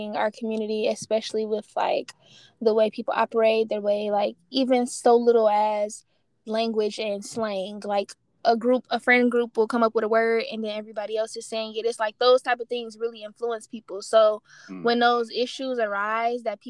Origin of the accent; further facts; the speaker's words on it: Detroit, Michigan, United States; moved away; I'm from Detroit